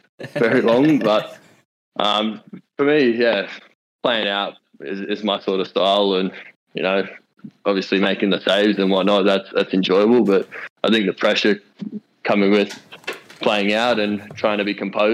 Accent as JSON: {"language": "English", "area": "near the Gold Coast", "region": "Queensland", "country": "Australia", "tie": "born or raised there", "also_born_or_lived": "Melbourne", "moved": "yes", "lives_now": "Newcastle, Australia", "said": "Growing up near the Gold Coast"}